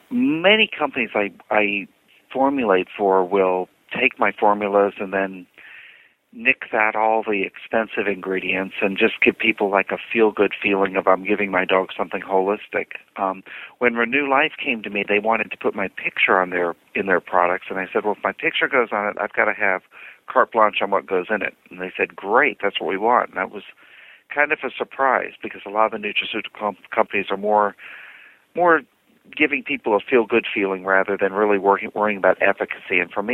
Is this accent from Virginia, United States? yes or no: yes; Virginia, United States; I'm from Virginia, kind of lived all over the planet growing up.